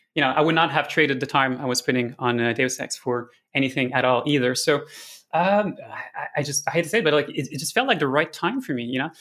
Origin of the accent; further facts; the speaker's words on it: Montreal, Quebec, Canada; also born or lived in Amsterdam; I came back in two thousand nineteen to Montreal, which is my hometown